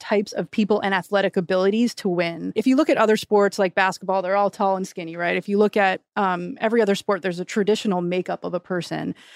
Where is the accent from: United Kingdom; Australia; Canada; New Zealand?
Canada; growing up in Canada where I played flag football and touch football growing up